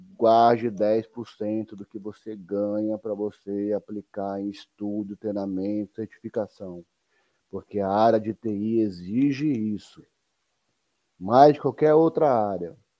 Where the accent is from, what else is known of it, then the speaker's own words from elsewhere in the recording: São Paulo, Brazil; Eu sou de São Paulo, cara. A gente que, a gente que nasce em São Paulo, nós somos educados para trabalhar